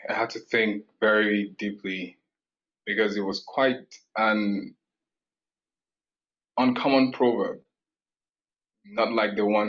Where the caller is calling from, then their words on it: Canada; I'm joining from Canada currently